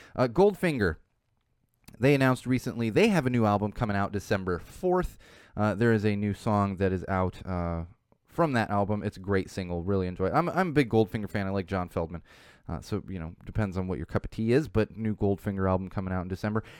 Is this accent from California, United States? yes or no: yes; San Diego, California, United States; from San Diego where I grew up as a teenager